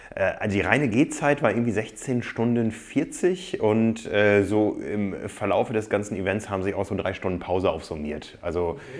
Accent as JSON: {"language": "German", "town": "Osnabrück", "region": "Lower Saxony", "country": "Germany", "tie": "born or raised there", "said": "Aufgewachsen bin ich nicht in Freiburg, sondern in Osnabrück"}